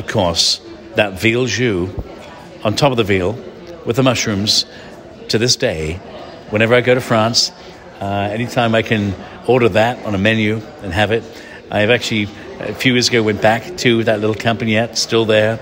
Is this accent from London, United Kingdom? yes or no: yes; London, United Kingdom; My hometown where I was born.